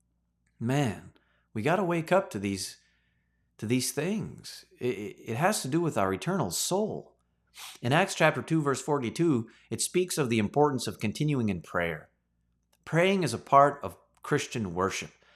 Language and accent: English; Canada; As a Canadian citizen